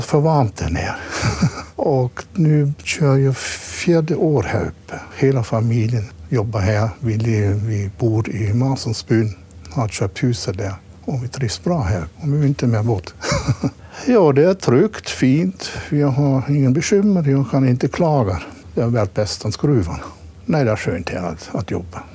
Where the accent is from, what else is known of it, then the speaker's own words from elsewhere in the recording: Black Forest, Baden-Württemberg, Germany; Swedish is a second language; moved away as an adult; also born or lived in Småland, Sweden; now in Masugnsbyn, Sweden; Jag kommer ursprungligen från Schwarzwald, Tyskland